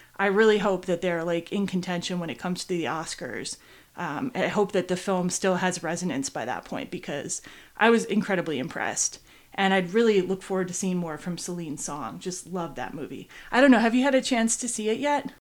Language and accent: English; Midwest, United States; I come from the Midwest